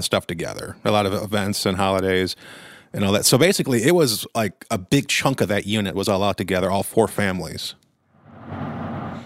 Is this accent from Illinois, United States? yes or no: yes; McHenry County, Illinois, United States; I've been in McHenry County, Illinois, my entire life.